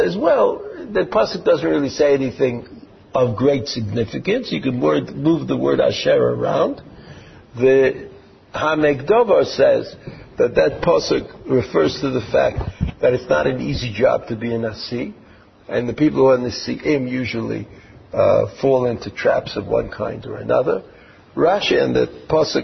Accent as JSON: {"language": "English", "country": "United States", "tie": "born or raised there", "moved": "yes", "lives_now": "Israel", "said": "when I was growing up in America"}